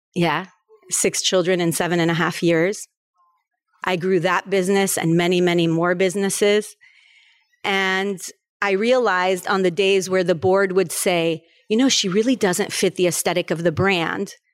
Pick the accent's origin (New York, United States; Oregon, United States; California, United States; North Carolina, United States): California, United States; Los Angeles; moved away as an adult; also born or lived in Paris, France; now in Florida, United States; I was born in Paris, France, and raised in California, in Los Angeles.